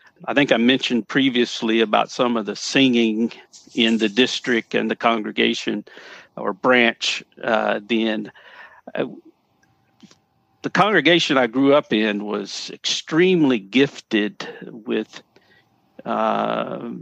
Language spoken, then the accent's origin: English; Paris, Tennessee, United States; growing up in Paris